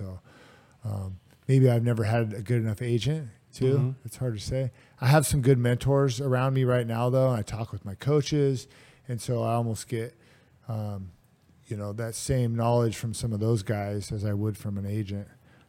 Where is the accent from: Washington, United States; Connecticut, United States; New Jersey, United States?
Washington, United States; Vancouver; but I want to do it in my hometown here in Vancouver, most likely.